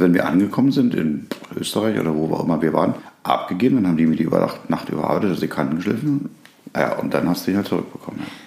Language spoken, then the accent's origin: German; Berlin, Germany; ich bin ja in Berlin groß geworden. Da bin ich ja schon, als ich als Baby geboren wurde, hin.